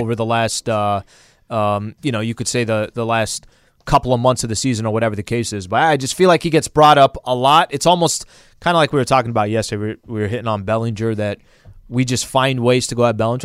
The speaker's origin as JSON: {"language": "English", "town": "San Diego", "region": "California", "country": "United States", "tie": "born or raised there", "said": "Growing up in San Diego"}